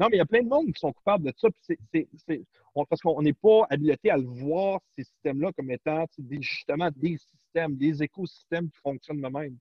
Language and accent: French; Canada; chez nous, au Canada et aux États-Unis